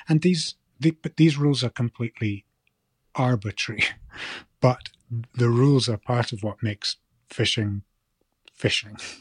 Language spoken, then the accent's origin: English; Shetland, Scotland, United Kingdom; now in mainland Scotland; growing up in Shetland